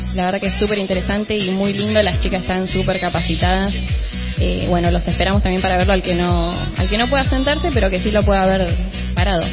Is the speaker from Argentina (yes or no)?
yes; Pergamino, Buenos Aires Province, Argentina; moved away; yo soy de Pergamino